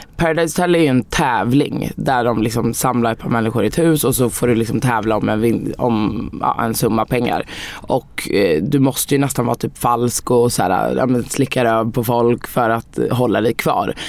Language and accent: Swedish; Sweden; jag är ju helt svensk. Jag är född här.